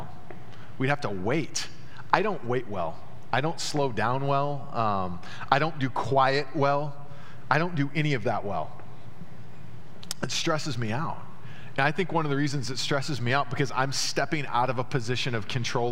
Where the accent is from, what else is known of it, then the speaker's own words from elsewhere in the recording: United States; the religious structures that we built as American evangelicals